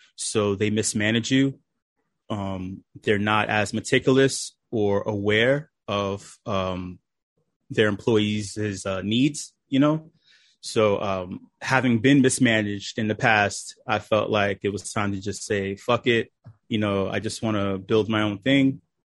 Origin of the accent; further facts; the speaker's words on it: New York City, New York, United States; I'm from New York City, uh, the Lower East Side